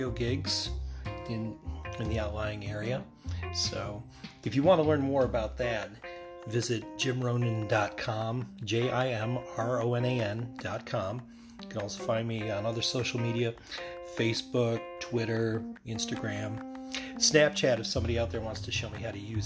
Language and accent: English; Bradford, Pennsylvania, United States; I am originally from Bradford, Pennsylvania. I've been here my entire time on planet Earth, which is 48 years